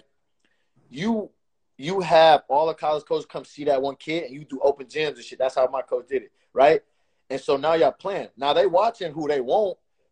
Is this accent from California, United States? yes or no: yes; Oakland, California, United States; I'm from West Oakland.